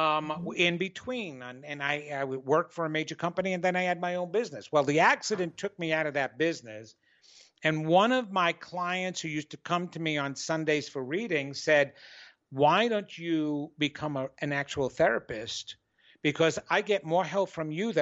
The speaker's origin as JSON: {"language": "English", "region": "New York", "country": "United States", "said": "I'm arrogant from New York and Italian"}